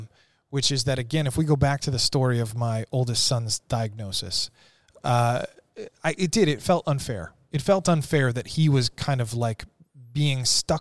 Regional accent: Ireland; and I'm Irish, so we kind of expect bad things to happen, right?

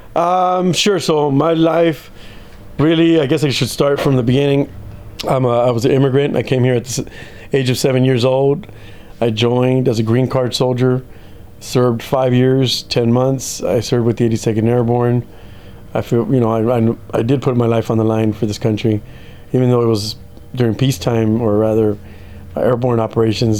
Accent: United States; moved away as an adult; also born or lived in Mexico; coming to the United States, but it was one of the best choices they made, uh, and that opened up me joining joining the service. Basically, growing up as an American

